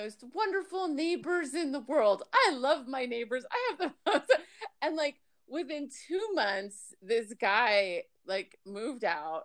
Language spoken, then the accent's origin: English; Miami, Florida, United States; moved away as an adult; also born or lived in New York / Tampa, Florida; now in Alabama, United States; I was born in New York, raised in Miami, and then I lived in Tampa for a bunch of years.